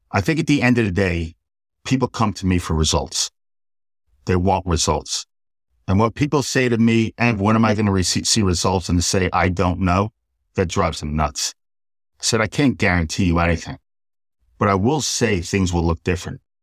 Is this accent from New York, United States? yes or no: yes; Port Washington, New York, United States; I grew up in New York, and I was raised by my mother